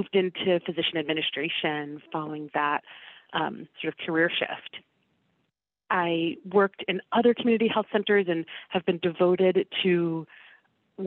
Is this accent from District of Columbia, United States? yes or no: yes; Washington, District of Columbia, United States; I am from the Washington, D.C. area